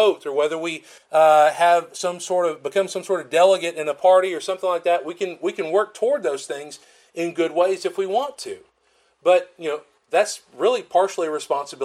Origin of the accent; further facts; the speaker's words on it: Florence, Alabama, United States; now in Columbus, MS, United States; I call it my hometown, but in Florence